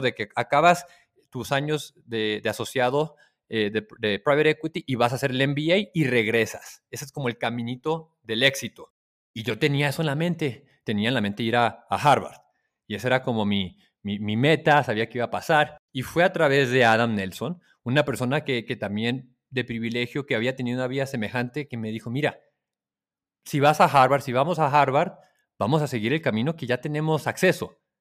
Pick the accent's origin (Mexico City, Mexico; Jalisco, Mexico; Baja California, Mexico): Baja California, Mexico; Tijuana; moved away as an adult; also born or lived in New York / Palo Alto; crecí en Tijuana y muy cercano a San Diego